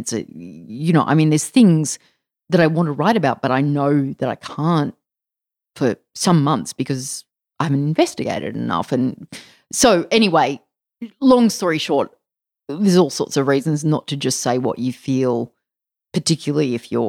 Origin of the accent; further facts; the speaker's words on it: Mullumbimby, New South Wales, Australia; Yeah, all the men in my family surf too, because I grew up in Mullumbimby.